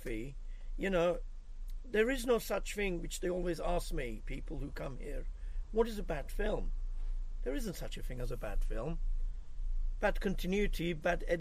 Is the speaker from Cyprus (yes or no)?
yes; Cyprus; I'm actually from Cyprus